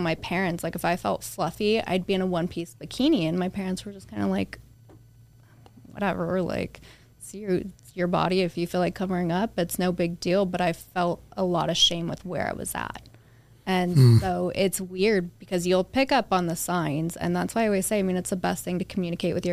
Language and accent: English; Las Vegas, Nevada, United States; we grew up in Queensridge